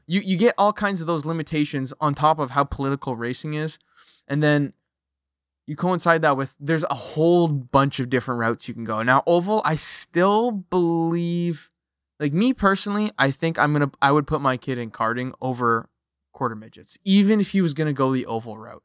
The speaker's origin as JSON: {"language": "English", "country": "Canada", "said": "I am a Canadian, I live on the west coast of Canada"}